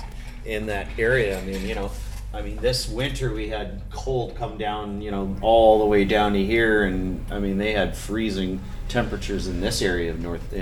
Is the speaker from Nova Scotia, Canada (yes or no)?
no; Vancouver, British Columbia, Canada; I was from Vancouver.